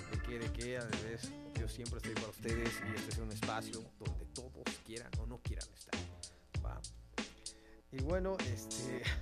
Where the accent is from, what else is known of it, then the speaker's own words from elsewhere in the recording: Mexico; Pero recuerden, somos mexicanos y a huevo entramos con todo y vamos a poder con todo.